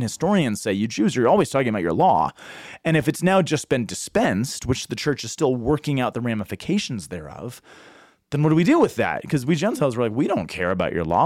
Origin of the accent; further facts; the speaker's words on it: Boulder, Colorado, United States; I'm from Boulder